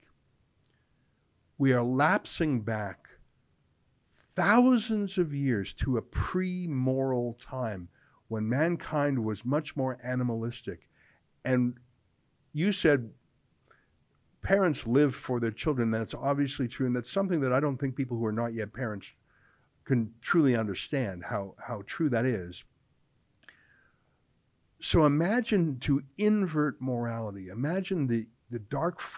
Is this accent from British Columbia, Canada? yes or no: no; Calgary, Alberta, Canada; I'm from Calgary